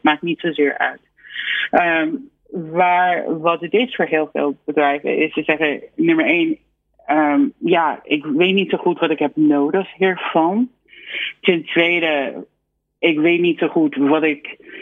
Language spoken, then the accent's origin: Dutch; United States; Dutch is a second language; now in Netherlands; ik denk persoonlijk als, als Amerikaan